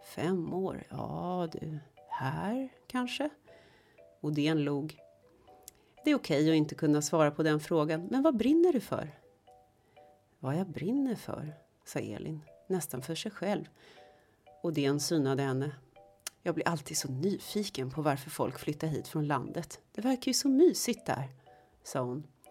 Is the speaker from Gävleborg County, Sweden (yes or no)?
no; Stockholm, Stockholm County, Sweden; det är ju samma sak med mig som är stockholmare